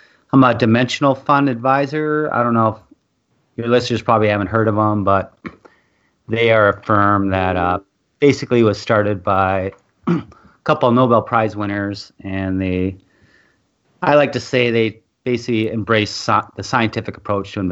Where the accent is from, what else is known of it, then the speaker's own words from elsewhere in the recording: Minnesota, United States; moved away as an adult; also born or lived in California; I moved back to my hometown here in Minnesota